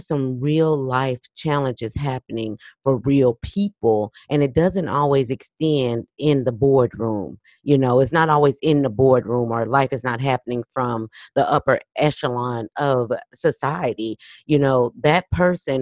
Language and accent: English; Los Angeles, California, United States; moved away; we're from Los Angeles, California, originally